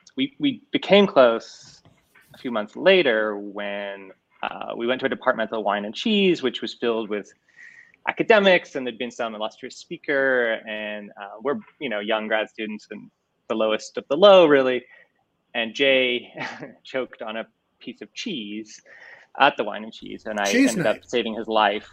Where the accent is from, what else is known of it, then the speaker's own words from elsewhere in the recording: Canada; I am Canadian.